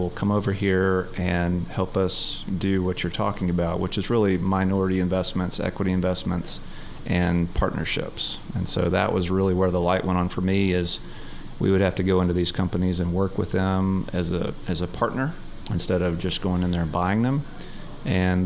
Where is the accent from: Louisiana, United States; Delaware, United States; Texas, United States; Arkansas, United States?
Arkansas, United States; North Little Rock; that's my hometown.